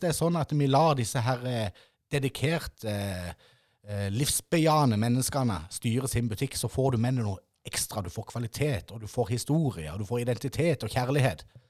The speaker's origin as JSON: {"language": "Norwegian", "area": "Ima", "region": "Agder", "country": "Norway", "tie": "born or raised there", "said": "jeg er nemlig født og oppvokst på Ima med en nydelig MM-butikk."}